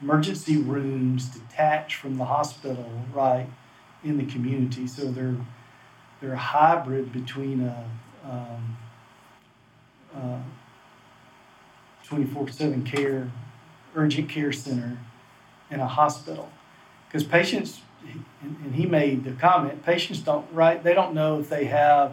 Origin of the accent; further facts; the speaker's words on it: the South, United States; I grew up in the South, as you can tell by my accent